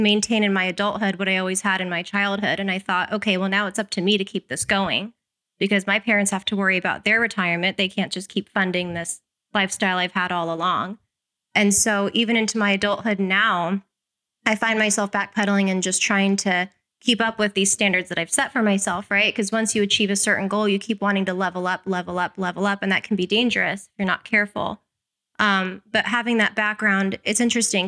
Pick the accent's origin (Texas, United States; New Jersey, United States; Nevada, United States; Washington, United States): Nevada, United States; Las Vegas; I was born and raised here in Las Vegas